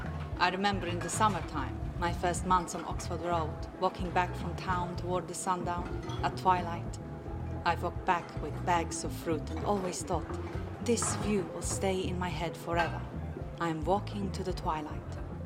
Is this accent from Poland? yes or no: yes; Liszki, Lesser Poland, Poland; English is a second language; moved away as an adult; I grew up near Kraków, a village called Liszki, by a beautiful landscape park, enormous.